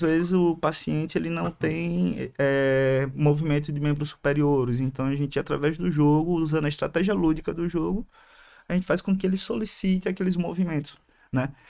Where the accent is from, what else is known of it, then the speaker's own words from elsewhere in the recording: Aracaju, Sergipe, Brazil; Sou de Aracaju